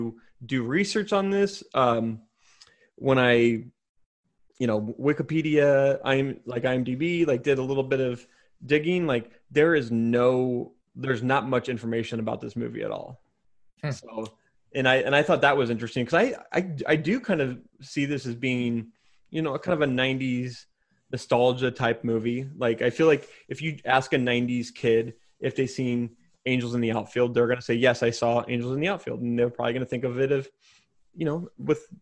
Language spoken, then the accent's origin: English; Spokane, Washington, United States; also born or lived in Chicago; my hometown of Spokane